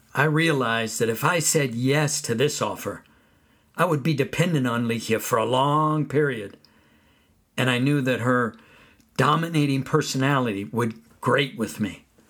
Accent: California, United States; Where I grew up in California, persimmon trees grew

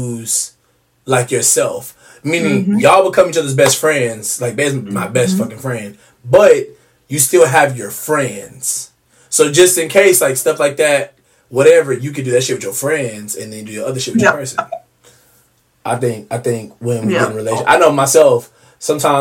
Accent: Richardson, Texas, United States; also born or lived in Garland, Texas; me and my brother, my mom, we moved from Garland, Texas to Richardson

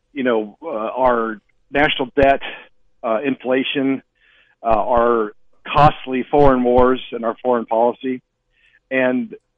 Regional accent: Great Falls, Montana, United States; moved away as an adult; now in Kalispell, United States; Born and raised in Montana, in Great Falls, was in the Army for a long time, came back, and now live in Kalispell

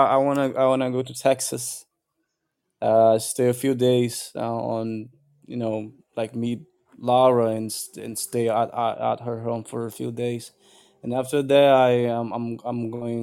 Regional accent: Brazil

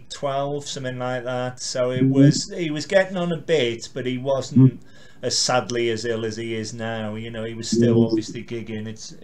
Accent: Carlisle, North West England, United Kingdom; I'm from Carlisle.

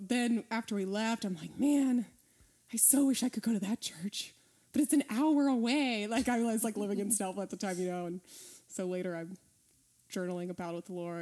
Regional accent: Snellville, Georgia, United States; also born or lived in Athens, Georgia / Costa Rica; I grew up just outside of Atlanta. So okay. I'm from around here, and my parents still live in Snellville where I grew up.

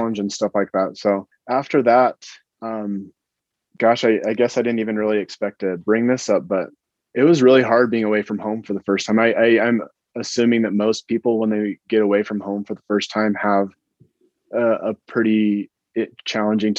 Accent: Utah, United States; I grew up in Utah

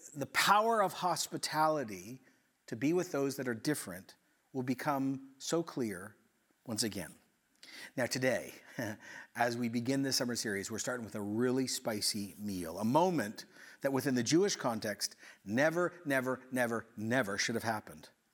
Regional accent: Ecuador; moved away; I grew up in Ecuador

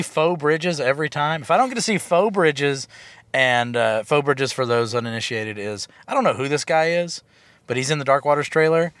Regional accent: the South, United States; I am from the South.

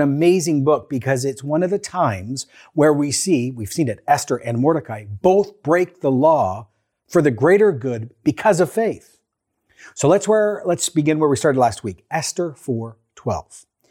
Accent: Canada; Canadian Christians living in a post-Christian, growing post-secular, neo-pagan, COVID living, government oversight moment in Canada

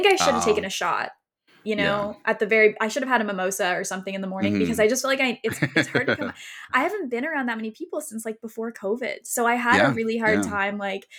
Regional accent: Canada; I'm from Canada.

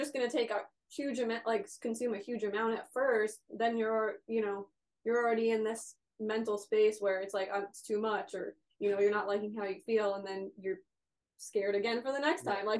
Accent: East Coast, United States; moved away; we're from the East Coast

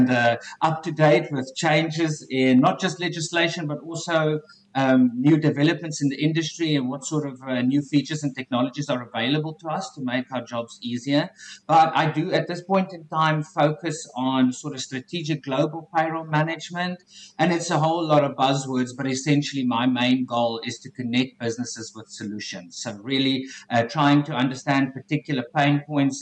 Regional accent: South Africa; accent: South African; moved away as an adult; now in Canada; born and raised in South Africa. And about 4 years ago, I upped and left and I now live in Canada

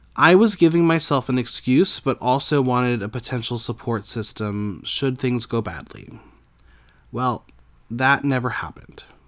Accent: New Jersey, United States; I grew up in New Jersey with a pretty perfect life

